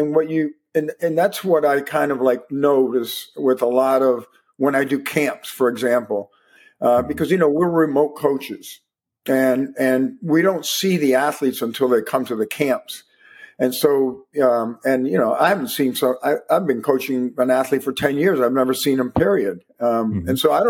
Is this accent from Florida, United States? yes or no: yes; Miami, Florida, United States; I was also from Miami.